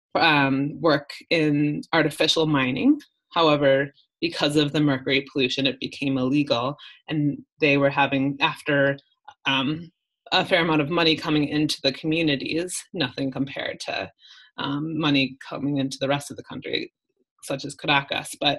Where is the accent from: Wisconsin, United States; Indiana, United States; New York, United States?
Wisconsin, United States; a suburb of Milwaukee; moved away as an adult; also born or lived in New Orleans, Louisiana; now in Colombia; I grew up in Wisconsin, in a suburb of Milwaukee, and not very diverse